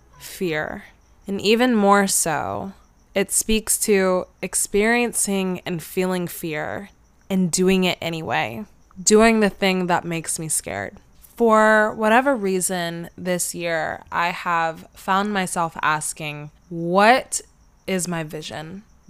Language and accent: English; Atlanta, Georgia, United States; people have asked me where I'm from and are then shocked to find out that I've been born and raised in Atlanta, probably because I look like I would be from California and I sound like I could potentially be from California.